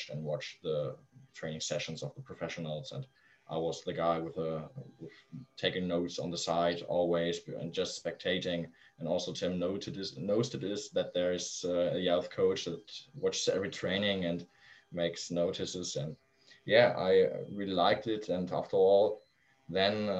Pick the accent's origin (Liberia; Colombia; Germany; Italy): Germany; Flensburg, Schleswig-Holstein; also born or lived in Kiel; my hometown in Flensburg, in the really north of Germany